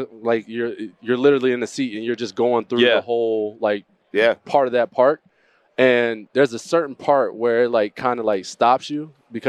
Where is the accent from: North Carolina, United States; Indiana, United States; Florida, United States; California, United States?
Florida, United States; New Smyrna Beach; I'm literally like 45 minutes east of Orlando, right? From Daytona Beach, New Smyrna Beach to be exact.